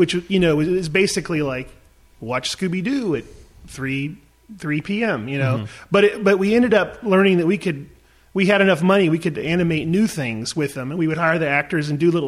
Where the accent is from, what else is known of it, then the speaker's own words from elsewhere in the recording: North Carolina, United States; moved away as an adult; also born or lived in Los Angeles; now in Atlanta, United States; I'm from North Carolina. I moved out here, and then I did a bunch of crazy jobs